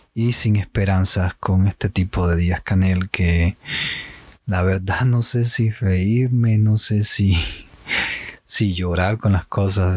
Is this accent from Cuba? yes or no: yes; Cuba; moved away